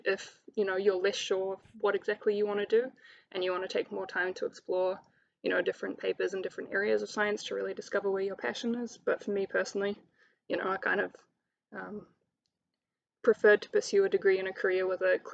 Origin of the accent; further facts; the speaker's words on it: Hamilton, Waikato, New Zealand; moved away as an adult; also born or lived in Palmerston North; it was quite important not to study in my hometown.